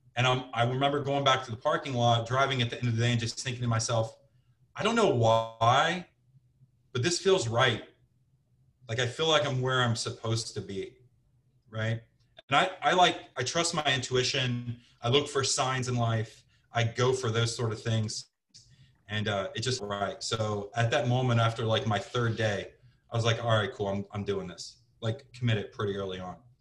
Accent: Cincinnati, Ohio, United States; moved away as an adult; also born or lived in Scottsdale, Arizona / Portland, Oregon / New Jersey; I'm from Cincinnati, Ohio, originally

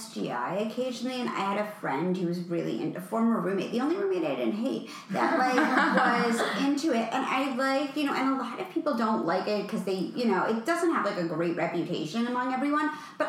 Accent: New York City, New York, United States; now in Los Angeles, United States

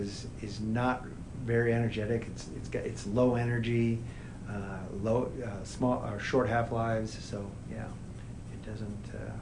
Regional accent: New Mexico, United States; it's funny I'm from New Mexico.

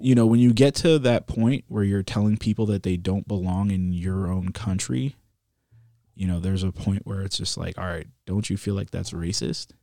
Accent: Maryland, United States; moved away; also born or lived in Virginia; we were raised in Maryland and kinda, like, moved slowly south towards Virginia.

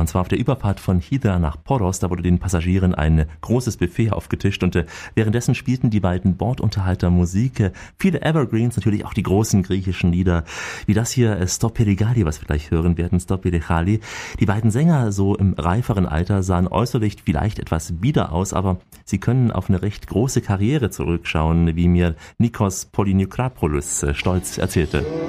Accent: Germany; Bei uns in Deutschland

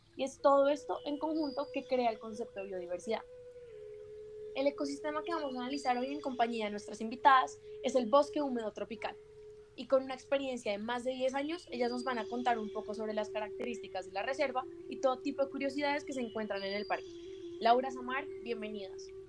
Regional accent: Colombia; nosotros como colombianos

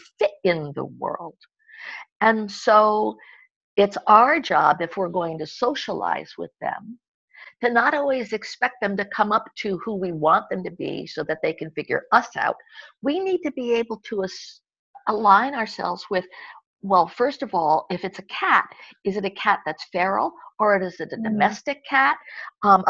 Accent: United States; moved away as an adult; also born or lived in Europe; I have lived in Europe long enough to know that as an American, we were not educated to have many languages

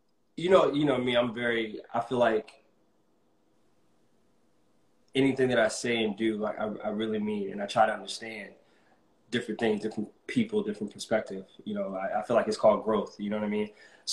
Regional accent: Germany; born there; I was born in Germany, so I would love to, you know, check that out again, and check out Japan.

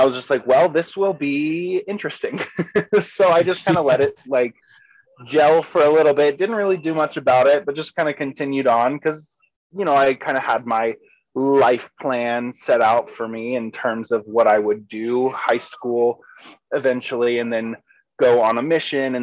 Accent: Savannah, Georgia, United States; also born or lived in Kentucky; I technically grew up in Georgia. I was born in Kentucky, but pretty early on moved to Georgia and kind of had my formative years there in Savannah

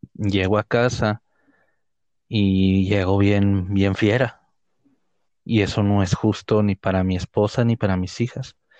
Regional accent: Ciudad Juárez, Chihuahua, Mexico; de esta ciudad donde somos nosotros, de Ciudad Juárez

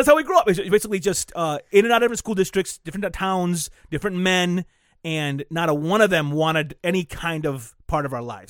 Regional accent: Flint, Michigan, United States; we grew up in Flint our whole lives.

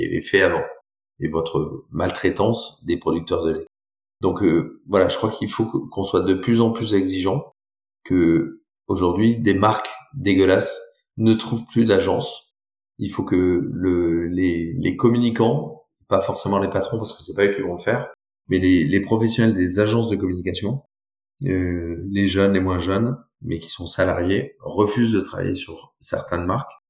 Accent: Brive-la-Gaillarde, Nouvelle-Aquitaine, France; also born or lived in Bordeaux / Toulouse / Chile; je suis né à Brive-la-Gaillarde

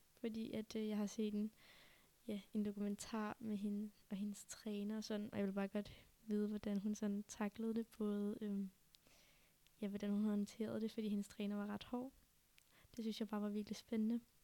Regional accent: Denmark; jeg var den første dansker

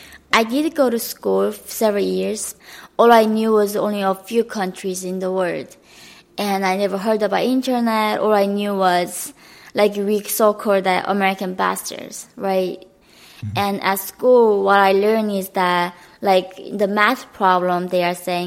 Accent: Hyesan, Ryanggang, North Korea; English is a second language; moved away; also born or lived in Gowon, North Korea; So I was growing up in Haesan, which is really like northern part of North Korea.

